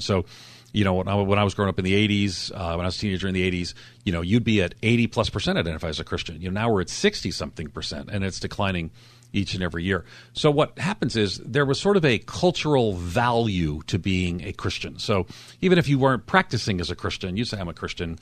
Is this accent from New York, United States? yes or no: yes; Long Island, New York, United States; in Long Island, where I grew up outside of New York City